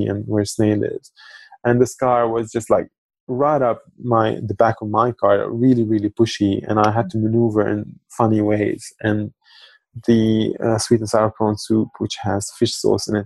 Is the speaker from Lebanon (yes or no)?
yes; Lebanon; now in Australia; I grew up in Lebanon